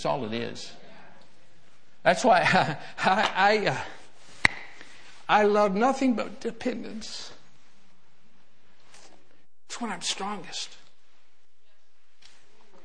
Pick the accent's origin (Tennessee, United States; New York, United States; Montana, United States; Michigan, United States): Michigan, United States; I grew up in Michigan, you know, we had chickens running around. I lived out in the country, little farm boy.